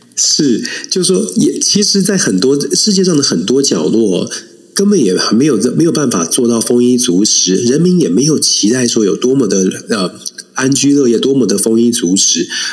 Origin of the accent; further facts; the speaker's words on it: Taiwan; 我们台湾真的可以团结起来